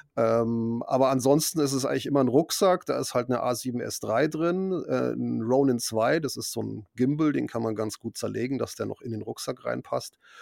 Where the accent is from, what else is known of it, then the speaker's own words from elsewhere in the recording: Munich, Bavaria, Germany; ich bin ja wirklich in Bayern aufgewachsen